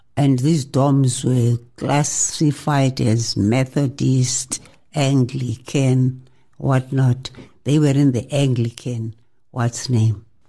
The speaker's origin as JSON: {"language": "English", "town": "Mthatha", "region": "Eastern Cape", "country": "South Africa", "tie": "born or raised there", "said": "I was born in Mtata of parents Ethel."}